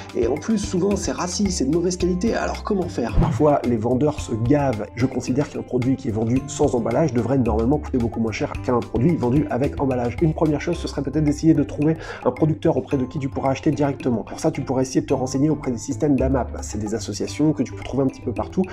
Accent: France; nous en tant que Français

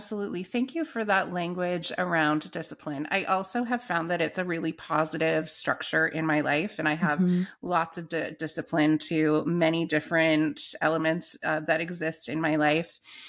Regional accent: Canada; because I grew up in the Anglican Church in Canada, mm-hmm. which is Episcopal in the US.

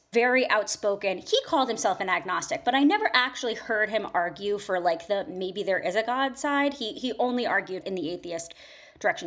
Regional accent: Fairfield County, Connecticut, United States; moved away as an adult; also born or lived in New York / London; I was born and raised in Connecticut, in the suburbs of New York City, so, you know, southern Connecticut, Fairfield County

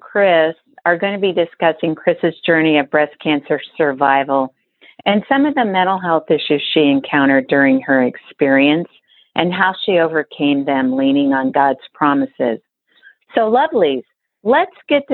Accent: Colorado, United States; now in Overland Park, United States; my home state of Colorado

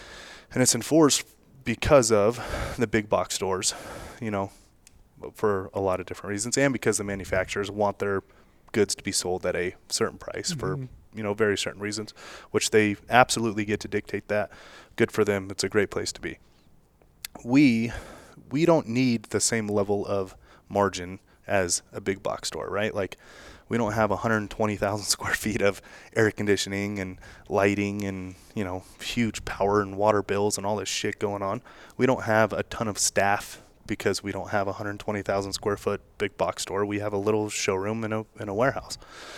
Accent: Las Vegas, Nevada, United States; So I'm from the gaming, and I'm born and raised in Las Vegas, from the gaming industry, obviously.

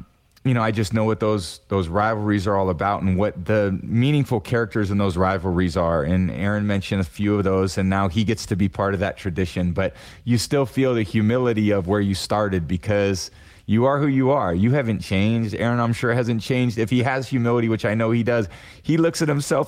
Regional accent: Bay Area, California, United States; moved away as an adult; also born or lived in Boston; growing up in the Bay Area, NorCal kid

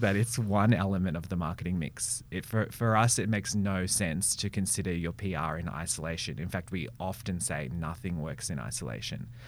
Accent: Melbourne, Victoria, Australia; I grew up in Melbourne, born and bred

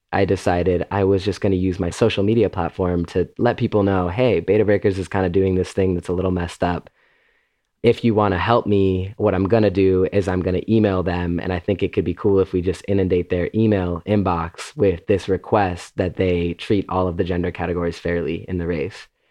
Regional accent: Illinois, United States; I grew up in Illinois

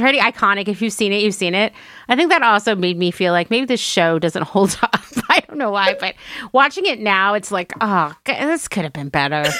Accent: Pennsylvania, United States; where I grew up in Pennsylvania

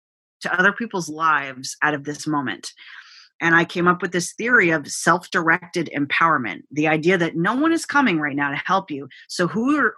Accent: United States; my parents are immigrants. So I'm a first generation American

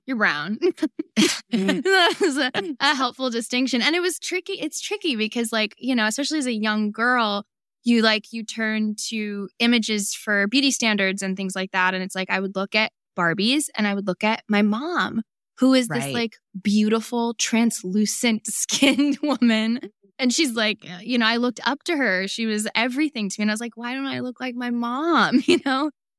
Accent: California, United States; people would think we're like Latina all the time growing up in Northern California.

